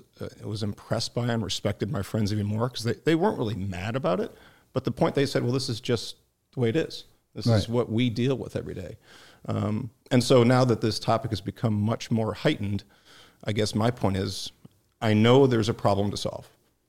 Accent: Homewood, Illinois, United States; also born or lived in Youngstown, Ohio / Cleveland, Ohio; basically a Midwestern kid, so I was born in Youngstown, Ohio. Didn't live there long. My dad was in the steel business, so I grew up in Chicago, one of the south suburbs, Homewood

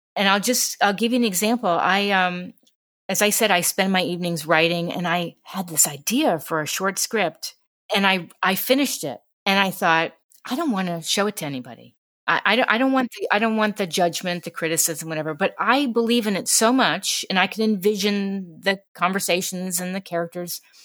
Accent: New York City, New York, United States; growing up in New York City

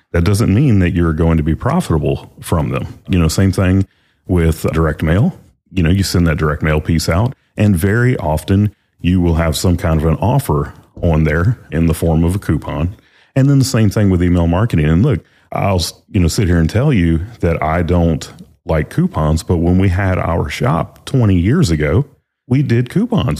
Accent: the South, United States; We're from the South

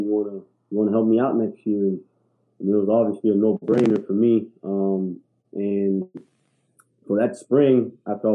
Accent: Miami, Florida, United States; growing up in Miami, you know, I'm, you know, Cuban American

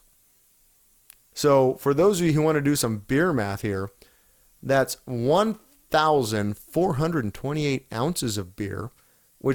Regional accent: California, United States; I'm from California

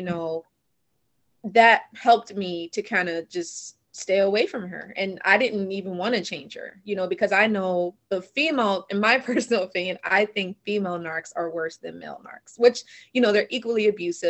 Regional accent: Delaware, United States; I grew up in Delaware.

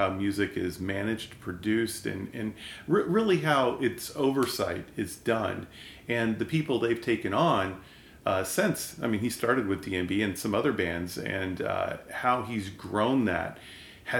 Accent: Kansas City, United States; moved away as an adult; also born or lived in Charlottesville, Virginia; I grew up in Kansas City

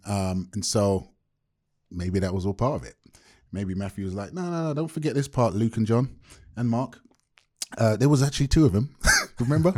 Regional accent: London, United Kingdom; now in Bay Area, United States; born and raised in London to Jamaican parents

